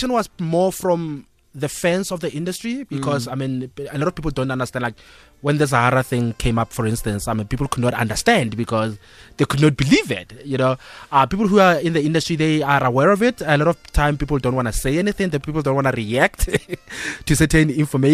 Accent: North West, South Africa; now in Johannesburg, South Africa; I'm a kid from Northwest

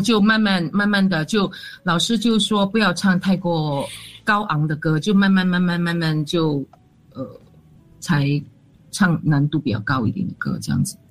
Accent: Kuala Lumpur, Federal Territory of Kuala Lumpur, Malaysia; 我是吉隆坡人

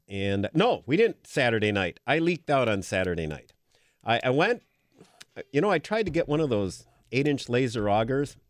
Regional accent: Green Bay, Wisconsin, United States; moved away; I grew up in Green Bay

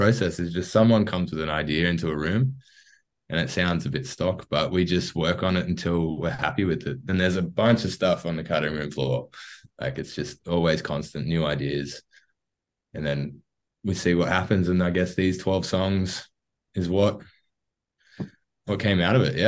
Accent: Wollongong, New South Wales, Australia; also born or lived in Jervis Bay; we're all from the Gong. We've all kind of born and bred between Wollongong and Jervis Bay

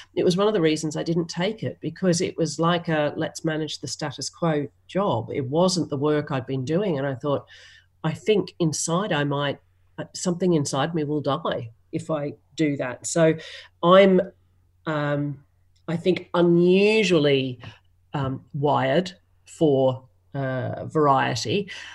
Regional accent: Australia

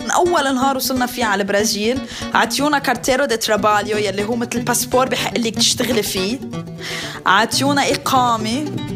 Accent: Lebanon; moved away as an adult; now in Brazil; أنا خلقت بلبنان ربيت بلبنان لبنان بالنسبة لإلي بلدي وطني

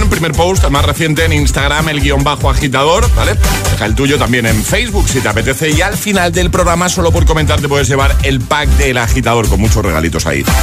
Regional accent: Madrid, Community of Madrid, Spain; Buenos días, ITFM. … de Madrid.

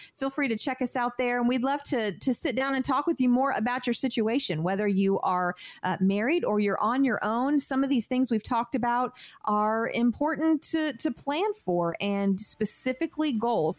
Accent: California, United States; moved away; I grew up in California

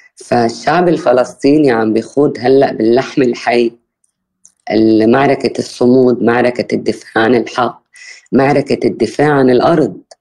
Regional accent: Bint Jbeil, Nabatieh Governorate, Lebanon; بالقرب من مدينة بنت جبيل اللي هي ضيعتي

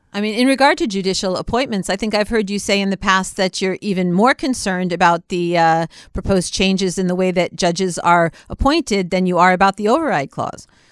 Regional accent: United States; now in Israel; being an American Israeli

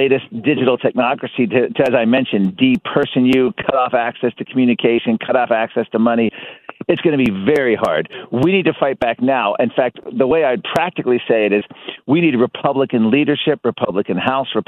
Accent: Virginia, United States; In Virginia, my home state

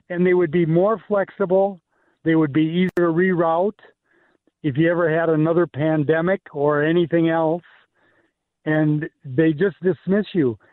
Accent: Minneapolis, Minnesota, United States; I grew up in North Minneapolis

